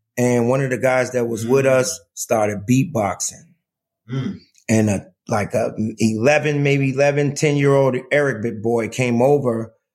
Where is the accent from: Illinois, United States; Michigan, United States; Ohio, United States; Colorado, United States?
Illinois, United States; Chicago; He didn't know I was from Chicago.